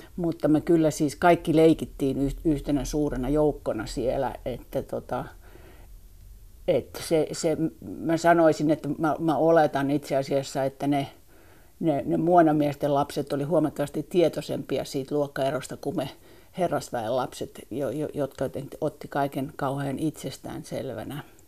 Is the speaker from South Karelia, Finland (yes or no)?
no; Helsinki, Uusimaa, Finland; also born or lived in Oxford, England; Helsinki on mun kotikaupunki Mä olen syntynyt Helsingissä, kasvanut Helsingissä